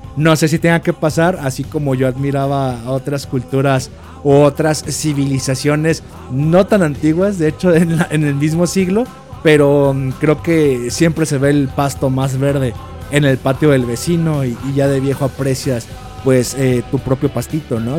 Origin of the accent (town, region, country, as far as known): Mexico